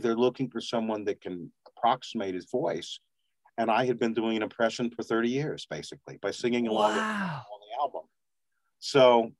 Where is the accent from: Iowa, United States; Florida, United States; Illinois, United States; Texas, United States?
Texas, United States; also born or lived in Grants, New Mexico / Los Angeles; now in New Mexico, United States; because we were both, had lived in Texas, I think Jeff was from Texas and I was raised in Texas